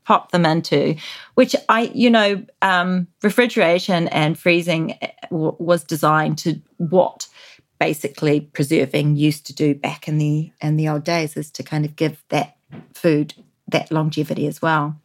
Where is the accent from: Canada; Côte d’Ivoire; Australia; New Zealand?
New Zealand; moved away; growing up in New Zealand in the 80s